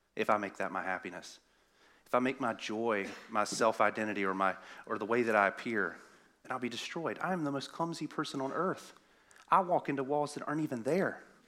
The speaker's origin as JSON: {"language": "English", "area": "the South", "region": "Southern United States", "country": "United States", "accent": "southern", "said": "my southern accent."}